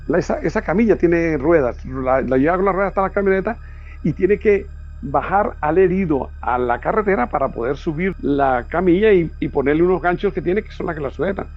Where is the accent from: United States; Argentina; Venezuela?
Venezuela; Pregonero, Táchira; Nací en Pregonero, un pueblito enclavado allá en las montañas de los Andes venezolanos